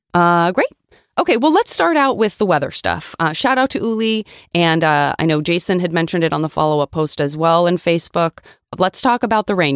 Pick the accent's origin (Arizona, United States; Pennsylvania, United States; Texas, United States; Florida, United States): Arizona, United States; Tucson; moved away; also born or lived in Los Angeles, California; growing up in Tucson, Arizona, and also living